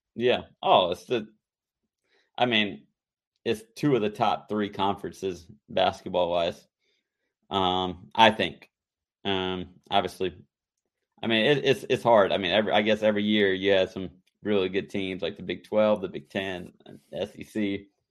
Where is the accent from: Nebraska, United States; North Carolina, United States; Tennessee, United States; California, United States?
North Carolina, United States; growing up in, growing up in North Carolina